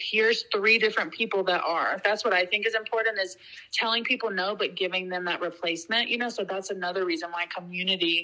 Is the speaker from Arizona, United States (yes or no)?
no; Georgia, United States; the people that I grew up with and know from growing up in Georgia